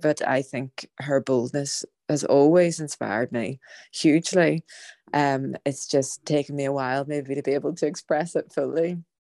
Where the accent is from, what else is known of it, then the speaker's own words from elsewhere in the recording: Ireland; as an Irish woman